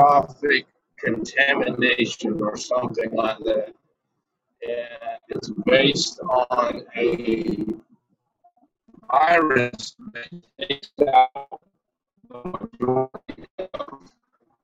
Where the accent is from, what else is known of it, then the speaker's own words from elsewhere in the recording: United States; we as the American people